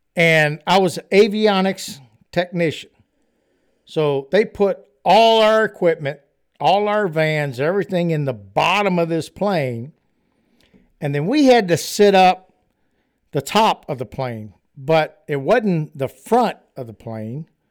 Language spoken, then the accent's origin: English; Louisiana, United States; accent: Cajun; I grew up in the great country of Louisiana